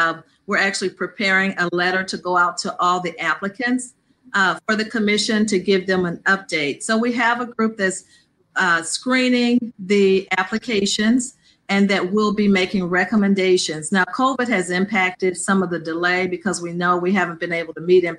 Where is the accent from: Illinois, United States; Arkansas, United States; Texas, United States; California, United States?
Illinois, United States; Peoria; I'm a Southside alumni because I grew up on the South Side and now I live on the North Side, the furthest, you know, to the north of Peoria